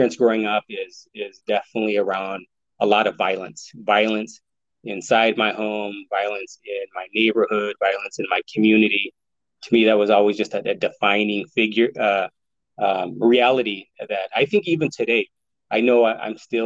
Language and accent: English; Yakima, Washington, United States; I grew up in Yakima public housing